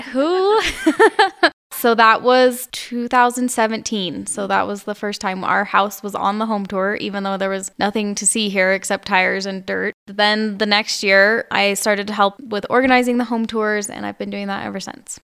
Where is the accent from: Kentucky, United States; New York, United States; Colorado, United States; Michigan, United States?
Colorado, United States; Coal Creek Canyon; also born or lived in Humboldt, California; now in Crestone, United States; I grew up outside of Denver in the mountains in Coal Creek Canyon.